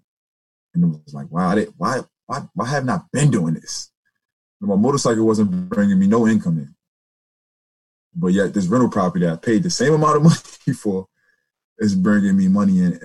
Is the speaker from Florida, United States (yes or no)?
no; Newark, New Jersey, United States; moved away as an adult; also born or lived in Richmond, Virginia; now in Fairfax County, Virginia, United States; I'm from Newark, New Jersey